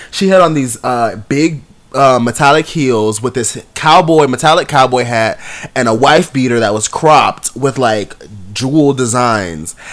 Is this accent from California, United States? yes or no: no; New York, United States; this is New York. They are singing about New York. I am from New York, and we are in New York